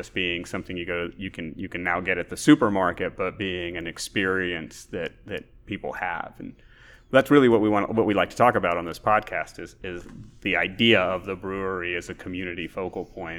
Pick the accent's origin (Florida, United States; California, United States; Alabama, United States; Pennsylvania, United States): Alabama, United States; now in Texas, United States; I moved to Texas from Alabama in 1988 and moved to Central Texas, which has a strong German tradition.